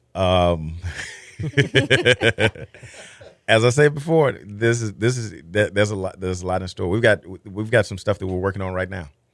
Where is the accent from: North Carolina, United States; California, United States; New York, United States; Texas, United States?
Texas, United States; as a Texan